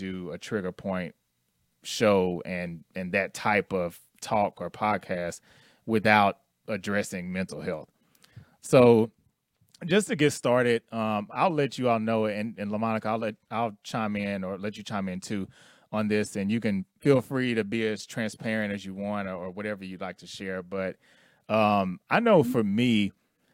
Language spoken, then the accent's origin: English; Houston, Texas, United States; moved away as an adult; now in Dallas, United States; I'm originally from Houston, and I moved here to Dallas in 03